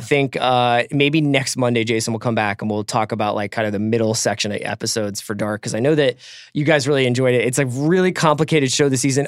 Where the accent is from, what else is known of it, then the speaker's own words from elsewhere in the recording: East Coast, United States; I come from the East Coast